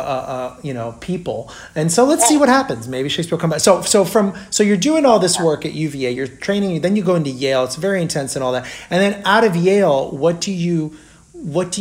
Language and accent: English; Brazil; now in United States; having not grown up in America, I grew up in Brazil